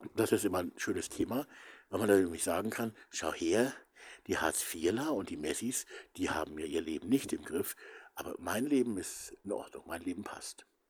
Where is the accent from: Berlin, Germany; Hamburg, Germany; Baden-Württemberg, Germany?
Hamburg, Germany; moved away; unser Garten in Hamburg, wo ich also aufgewachsen bin